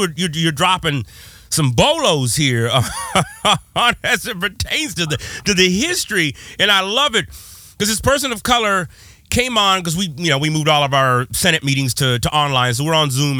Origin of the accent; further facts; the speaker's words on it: West Coast, United States; I'm from the West Coast